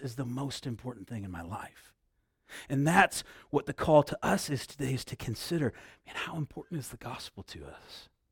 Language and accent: English; Midwest, United States; moved away; I grew up in the Midwest.